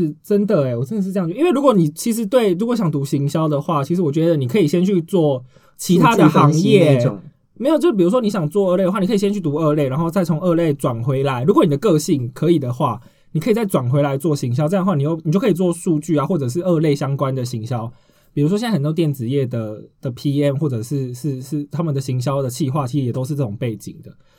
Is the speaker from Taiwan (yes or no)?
yes; southern Taiwan, Taiwan; 我南部人呢，就是有点